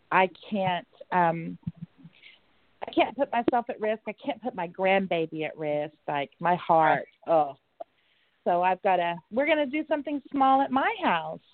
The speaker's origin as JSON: {"language": "English", "region": "Oklahoma", "country": "United States", "said": "I'm from Oklahoma"}